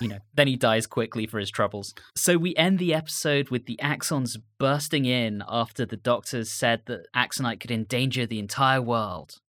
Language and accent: English; United Kingdom; growing up in Britain